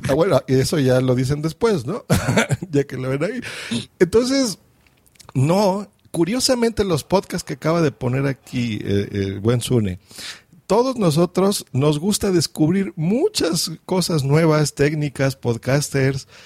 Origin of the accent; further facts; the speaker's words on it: Mexico; accent: Mexican; yo estoy en México, se nota por mi acento